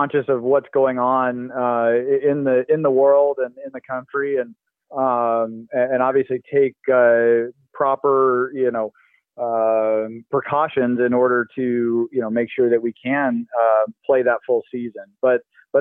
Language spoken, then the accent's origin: English; West Coast, United States; growing up on the West Coast too, it you know, it feels like home